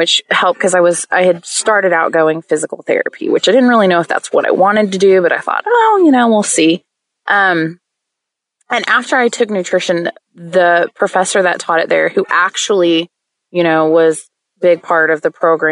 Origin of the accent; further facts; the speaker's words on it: Oklahoma, United States; moved away as an adult; also born or lived in Tennessee; I grew up in Oklahoma